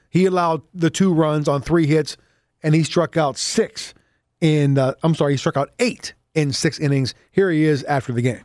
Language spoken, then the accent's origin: English; United States; as an American